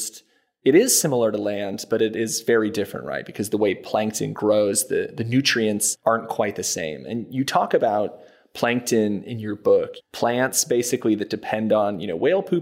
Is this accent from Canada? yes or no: no; San Diego, California, United States; I'm from San Diego